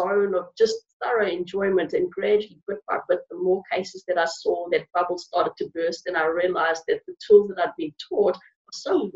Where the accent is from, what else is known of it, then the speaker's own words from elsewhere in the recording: South Africa; moved away; I grew up in Africa. And growing up in South Africa